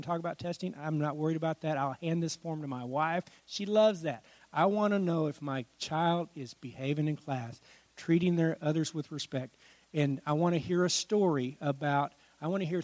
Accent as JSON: {"language": "English", "region": "Washington", "country": "United States", "tie": "born or raised there", "moved": "yes", "said": "I grew up in Washington State"}